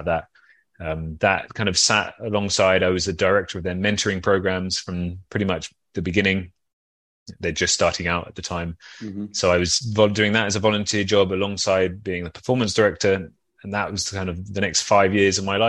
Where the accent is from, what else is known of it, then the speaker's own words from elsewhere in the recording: London, United Kingdom; moved away as an adult; now in Copenhagen, Denmark; I'm from London.